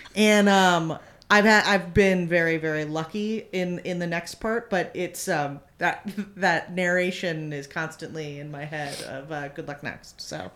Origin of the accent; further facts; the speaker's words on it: New York, United States; moved away as an adult; now in Los Angeles, United States; I grew up in New York. I'd gone to school there.